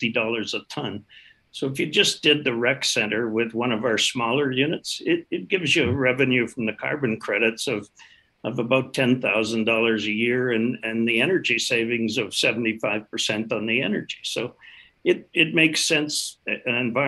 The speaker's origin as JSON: {"language": "English", "country": "Canada", "said": "We're proudly Canadian"}